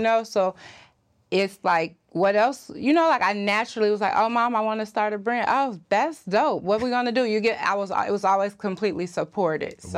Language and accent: English; Chicago, Illinois, United States; Where I'm from Chicago